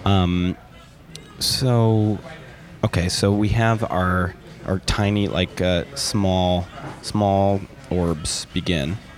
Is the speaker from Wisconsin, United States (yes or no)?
yes; Milwaukee, Wisconsin, United States; I'm from Milwaukee, Wisconsin